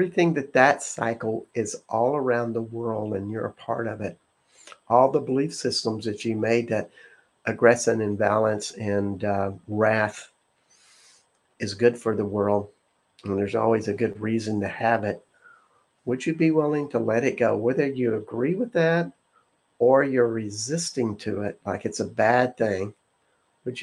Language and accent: English; the South, United States; I'm from the South